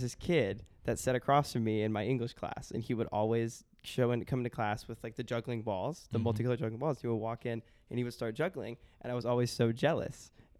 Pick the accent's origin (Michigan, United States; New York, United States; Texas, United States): Texas, United States; San Antonio; I was born in San Antonio. A lot of my family's from Texas, so I'm a big Texas Longhorns fan.